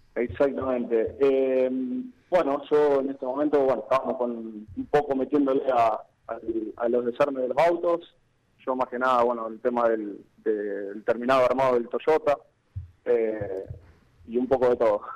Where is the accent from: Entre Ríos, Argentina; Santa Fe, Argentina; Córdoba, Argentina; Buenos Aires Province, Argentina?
Santa Fe, Argentina; Venado Tuerto; yo soy de acá de Venado Puerto eh, salido de un colegio industrial.